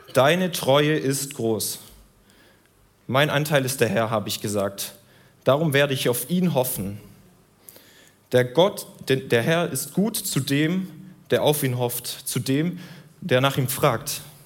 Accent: Southern Germany, Germany; Ich komme aus Süddeutschland.

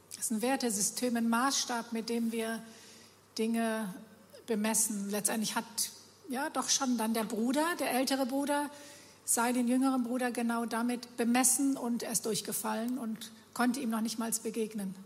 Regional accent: Germany; Wir Deutsche

